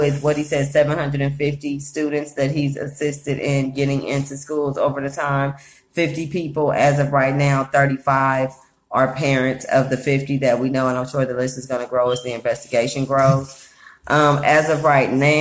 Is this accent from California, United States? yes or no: yes; Oakland, California, United States; moved away; I grew up in Oakland, so UC Berkeley is right next door